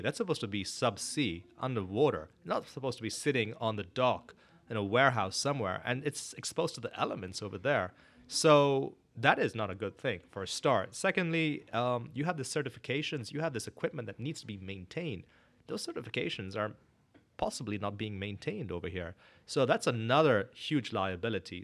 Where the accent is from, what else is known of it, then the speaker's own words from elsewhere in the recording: Northern Nigeria, Nigeria; moved away as an adult; also born or lived in India (family) / Canada / Korea; now in Houston, United States; born and brought up in West Africa, Nigeria